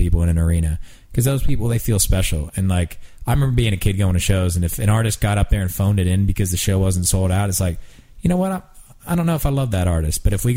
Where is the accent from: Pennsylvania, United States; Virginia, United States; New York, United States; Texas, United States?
Pennsylvania, United States; moved away as an adult; now in Nashville, United States; where I grew up in Pennsylvania, or where we live now in Nashville